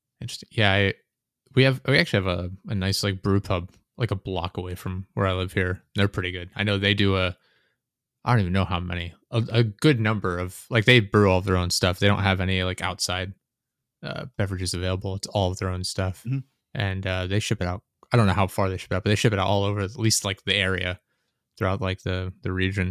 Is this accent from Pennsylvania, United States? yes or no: yes; Pennsylvania, United States